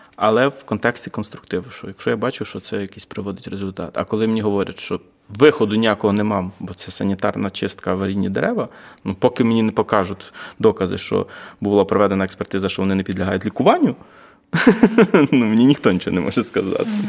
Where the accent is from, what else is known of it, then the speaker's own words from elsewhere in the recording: Vinnytsia, Vinnytsia Oblast, Ukraine; now in Kyiv, Ukraine; приїхав я з Києва, але я з Вінниці.